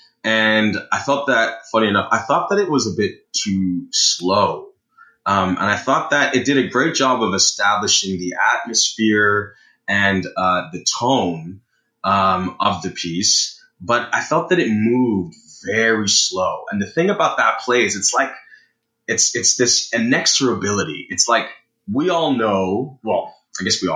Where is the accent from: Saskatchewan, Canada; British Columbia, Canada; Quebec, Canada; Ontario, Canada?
Ontario, Canada; Brampton; growing up in Brampton